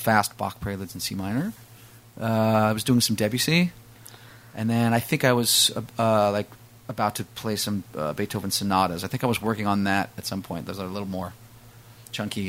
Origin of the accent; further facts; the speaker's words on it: Westchester, suburbs of New York City, United States; Suburbs of New York City. I was in Westchester, all around Westchester growing up